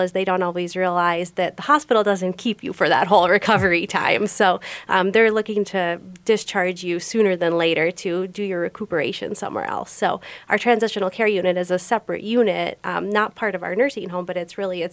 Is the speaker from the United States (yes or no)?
yes; St. Paul, Minnesota, United States; I grew up in St. Paul, Minnesota.